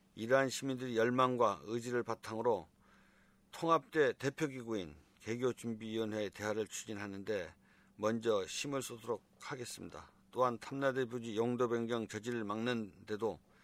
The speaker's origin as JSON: {"language": "Korean", "town": "Seogwipo", "region": "Jeju", "country": "South Korea", "tie": "born or raised there", "said": "저는 서귀포에서 나고 자란 음, 토박이입니다."}